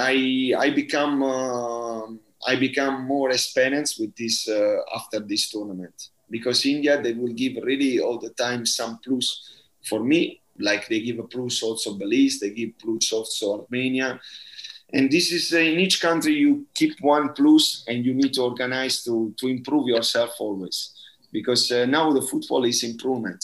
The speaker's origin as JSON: {"language": "English", "town": "Bari", "region": "Apulia", "country": "Italy", "second_language": "English", "moved": "yes", "said": "I'm from Bari"}